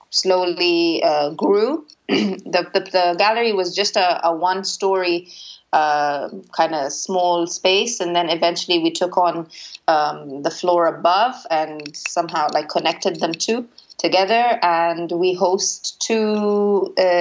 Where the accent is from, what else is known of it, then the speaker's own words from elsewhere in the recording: Cairo, Cairo Governorate, Egypt; also born or lived in Toxteth, United Kingdom; I come from Cairo and I lived in Toxteth.